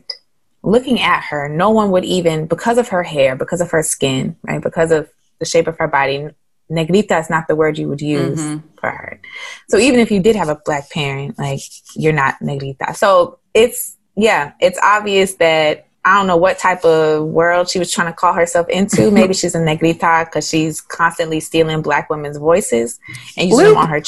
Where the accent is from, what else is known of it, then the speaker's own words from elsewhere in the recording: South Carolina, United States; moved away; I grew up in South Carolina.